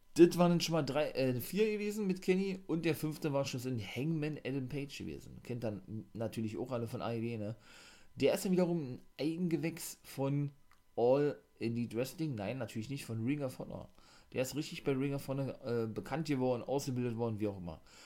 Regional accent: Germany; bei uns in Deutschland

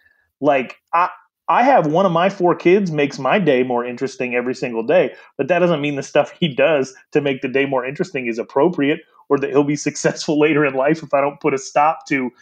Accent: Wyoming, United States; He's probably the most famous person from my home state, him and Dick Cheney.

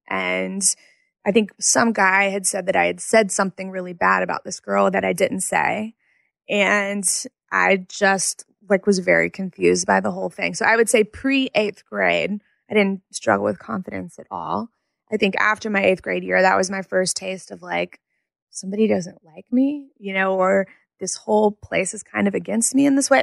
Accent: Jackson, Mississippi, United States; also born or lived in Madison, Mississippi; I grew up in Jackson, Mississippi.

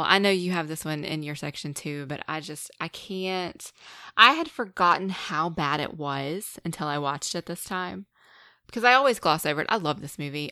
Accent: North Carolina, United States; I am from a small, small town in North Carolina.

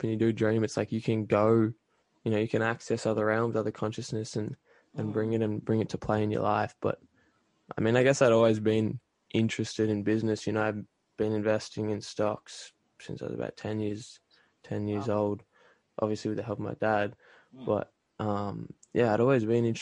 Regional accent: Australia; moved away as an adult; now in Canada; I grew up in Australia and then I moved to Canada about 4 years ago now

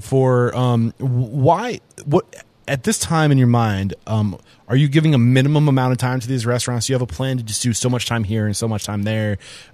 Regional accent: New Hampshire, United States; now in Texas, United States; I'm from New Hampshire, and there's a reason why I moved to Texas.

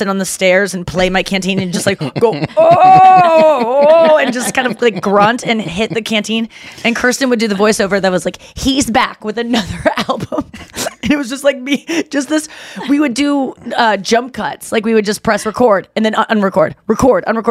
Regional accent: United States; moved away; also born or lived in Ohio / Missouri; I grew up in Ohio and Missouri.

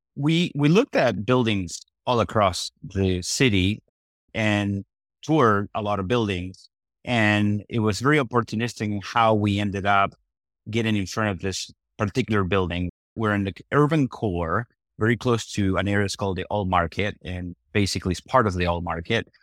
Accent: Argentina; also born or lived in Iowa / Nebraska; now in Omaha, United States; I'm originally from Argentina

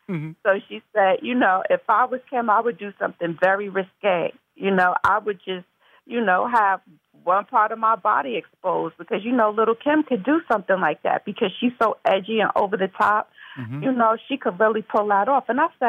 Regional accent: Mount Vernon, New York, United States; Yes, no, I'm from Mount Vernon, New York originally, which is Westchester County, the suburbs, and I'm born and raised.

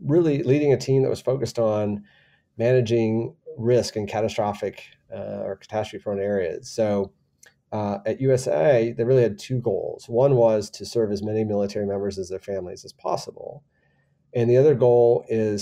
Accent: Michigan, United States; moved away as an adult; also born or lived in Washington, D.C.; now in San Antonio, United States; I was born and raised in Michigan and went to Michigan State.

